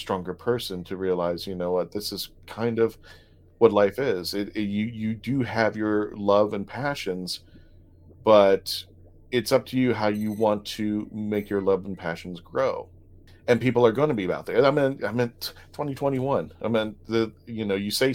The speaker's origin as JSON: {"language": "English", "country": "Philippines", "said": "I'm Filipino"}